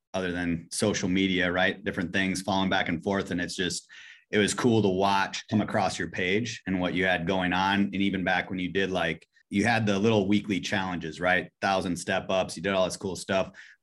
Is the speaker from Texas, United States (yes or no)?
no; Wisconsin, United States; I grew up in Wisconsin. I mean, literally grew up in the middle of Wisconsin on a farm, middle of nowhere